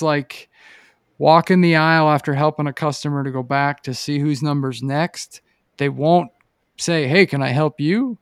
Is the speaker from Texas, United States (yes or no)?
no; Pennsylvania, United States; now in Boise, United States; growing up in Pennsylvania